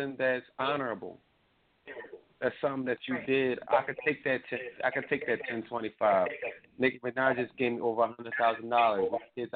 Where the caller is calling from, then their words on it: Philadelphia, Pennsylvania, United States; also born or lived in Atlanta, Georgia; I'm calling from Philly